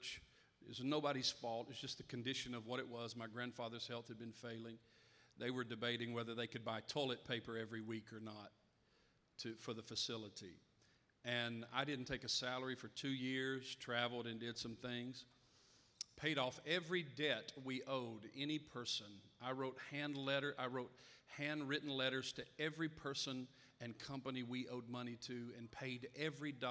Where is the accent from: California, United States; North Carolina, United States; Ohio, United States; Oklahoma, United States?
North Carolina, United States; moved away; About 9 years ago, I moved back to my hometown there in North Carolina and took over the church I grew up in as a boy